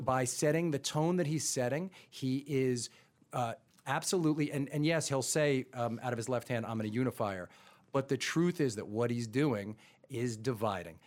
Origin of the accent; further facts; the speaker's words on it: Roslyn, New York, United States; I grew up in Roslyn